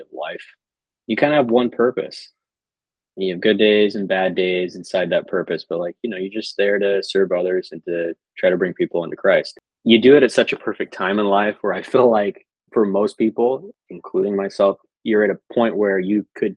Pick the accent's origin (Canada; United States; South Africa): United States; Logan, Utah; I'm originally from Logan, Utah